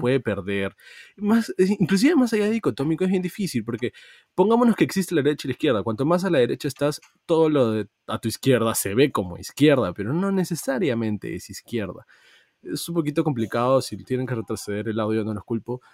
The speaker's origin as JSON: {"language": "Spanish", "country": "Peru", "said": "como peruanos hemos tenido que votar el día de hoy"}